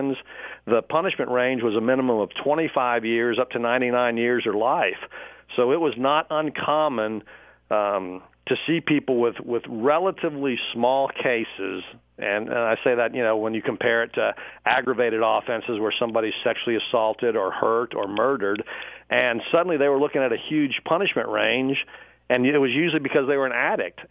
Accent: Dallas, Texas, United States; also born or lived in Pflugerville, Texas; When I was a kid, I lived north of Austin near a little town called Pflugerville, Texas. We moved to Dallas about the end of my sixth grade year, and I grew up then in North Dallas

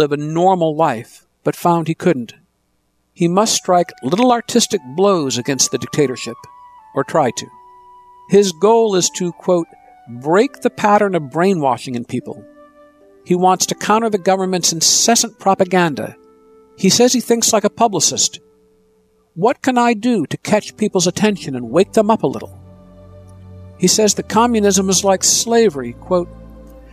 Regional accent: Ann Arbor, Michigan, United States; When I was growing up in Ann Arbor, Michigan

